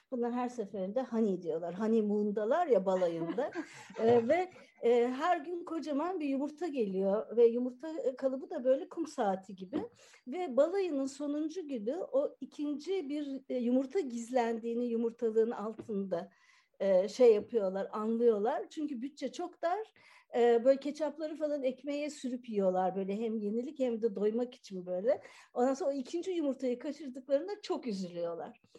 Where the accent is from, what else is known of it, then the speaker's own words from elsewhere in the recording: Ankara, Turkey; karışık. Ben Ankara'da doğdum büyüdüm ama